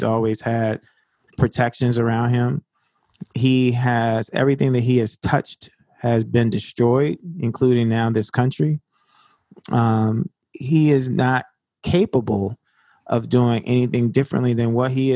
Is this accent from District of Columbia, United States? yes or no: yes; Washington, District of Columbia, United States; And I grew up in Upper Northwest.